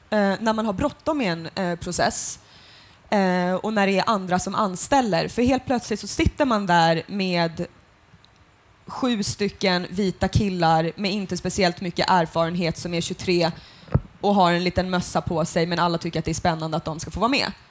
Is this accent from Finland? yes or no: yes; Finland; Jag är ju för fan finsk. Alltså, liksom, alltså så här, på mitt pass om jag skulle bli utvisad så